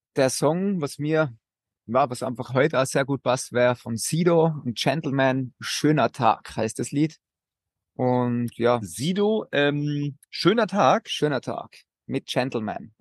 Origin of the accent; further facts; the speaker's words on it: Austria; bei uns in Österreich